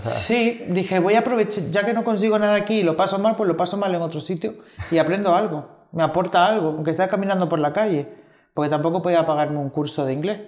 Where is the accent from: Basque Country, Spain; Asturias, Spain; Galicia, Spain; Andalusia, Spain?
Galicia, Spain; Xinzo de Limia; moved away as an adult; also born or lived in Tenerife / London; now in Madrid, Spain; Yo hasta los 19 años que salí de Galicia, que ahí en Galicia también era un pueblo, era Orense, Shinzo de Limia, eh, mi pueblo